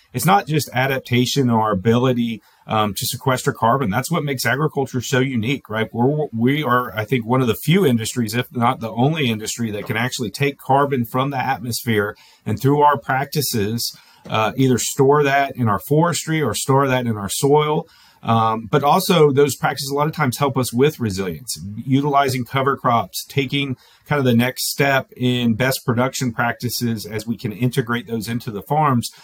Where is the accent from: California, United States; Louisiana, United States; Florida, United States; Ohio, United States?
Florida, United States; moved away; I come from Florida originally.